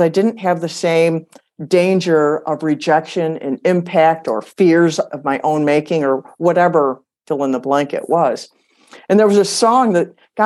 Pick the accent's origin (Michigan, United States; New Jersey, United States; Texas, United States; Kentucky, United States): Michigan, United States; moved away as an adult; also born or lived in Arizona; We were born and raised in Michigan